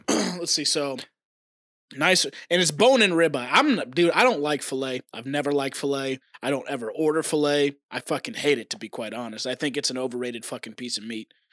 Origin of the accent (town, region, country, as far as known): Oklahoma, United States; born or raised there; moved away; also born or lived in Tennessee